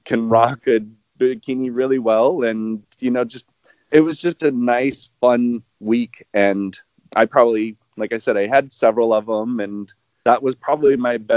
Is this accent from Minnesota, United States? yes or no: no; Kansas, United States; I live in Kansas. I grew up in Kansas. I'm in the Kansas City area.